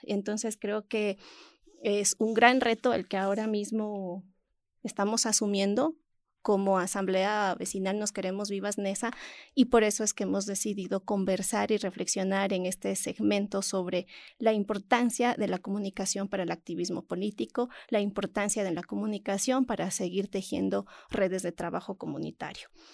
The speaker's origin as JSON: {"language": "Spanish", "country": "Ecuador", "said": "mi país, Ecuador"}